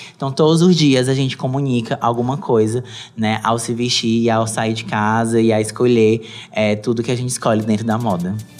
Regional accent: Brazil; nós, enquanto brasileiros

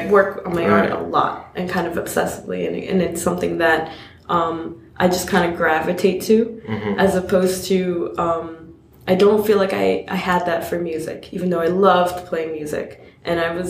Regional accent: New York City, New York, United States; I grew up in Queens

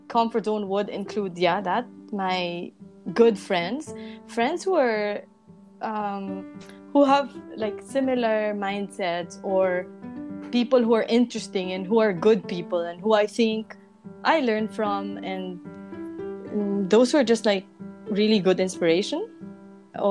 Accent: Philippines; moved away as an adult; also born or lived in Segovia, Spain; now in Madrid, Spain; in the Philippines, I feel like my comfort zone consisted of my family, you guys, my close friends

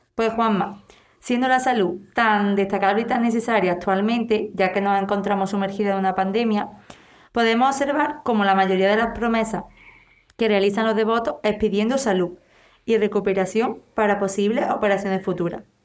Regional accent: Lucena, Andalusia, Spain; nuestro pueblo, Lucena

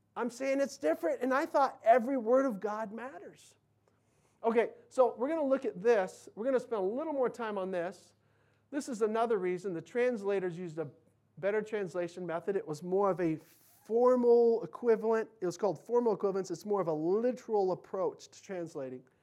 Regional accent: United States; as American Christians

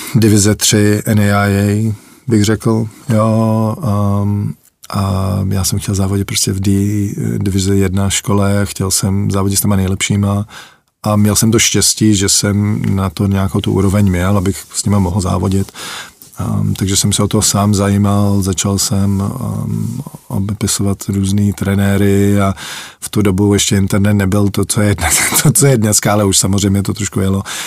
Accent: Canada; moved away as an adult; also born or lived in Czechoslovakia / Litvínov, Czech Republic / Kansas, United States; Jsme, jsme zdrhli za lepším životem, jak se říká, no, do Kanady

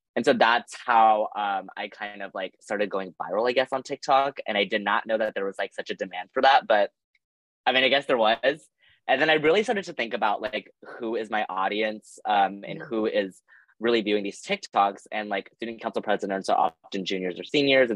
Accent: Los Angeles, California, United States; moved away as an adult; now in Nashville, United States; I'm originally from Los Angeles, California

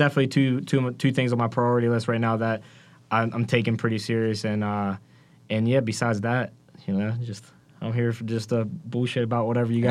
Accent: just south of Wheeling, West Virginia, United States; moved away as an adult; now in Pittsburgh, United States; I grew up just a little bit south of Wheeling.

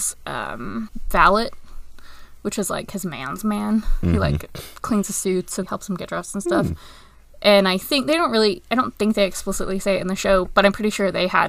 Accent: United Kingdom; moved away; I grew up in Britain

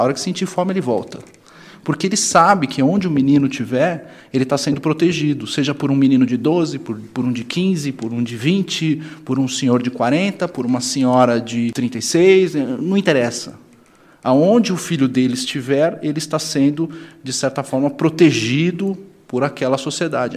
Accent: São Paulo, Brazil; eu sou de São Paulo

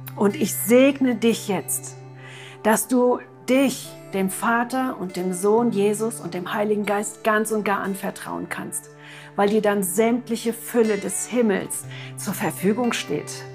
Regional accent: Germany; bei uns in Deutschland

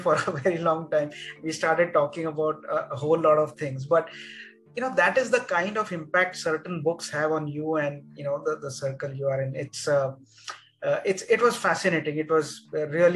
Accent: Mumbai, Maharashtra, India; I grew up in Mumbai those days

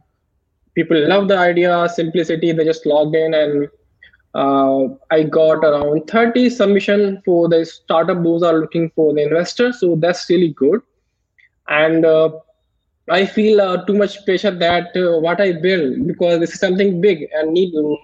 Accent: India; I'm from India

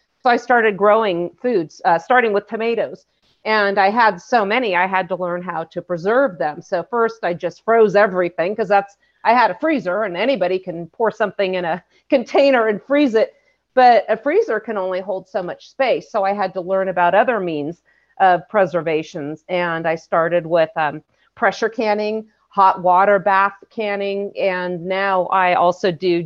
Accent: California, United States; I grew up in California

